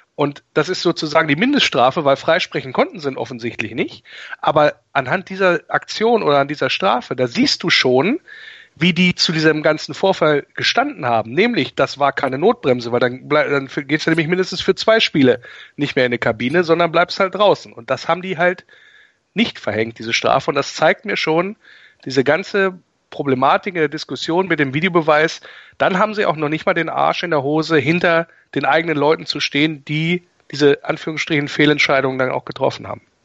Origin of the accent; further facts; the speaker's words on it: Wolfsburg, Lower Saxony, Germany; now in Rhineland, Germany; ich bin gebürtiger Wolfsburger